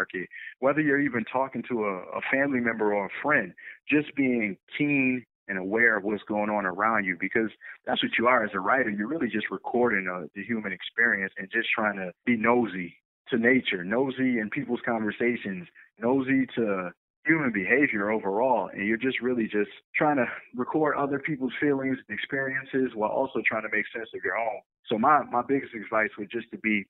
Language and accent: English; Buffalo, New York, United States; a local diner here in my hometown in Buffalo, New York